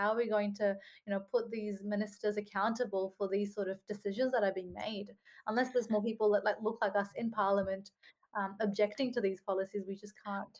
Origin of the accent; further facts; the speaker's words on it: Australia; We are Australian, and it just feels really hard to say, you know, we're Australian, but then we're not treated the same as every Australian.